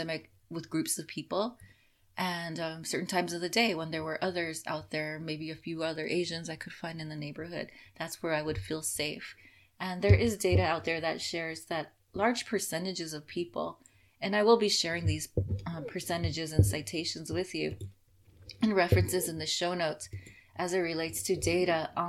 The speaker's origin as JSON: {"language": "English", "town": "Los Angeles", "region": "California", "country": "United States", "tie": "born or raised there", "said": "I grew up in Los Angeles with a lot of new immigrants"}